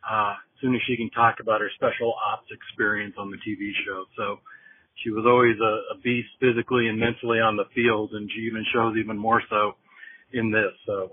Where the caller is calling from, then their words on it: Denver, Colorado, United States; This is …, and I'm calling you from Denver.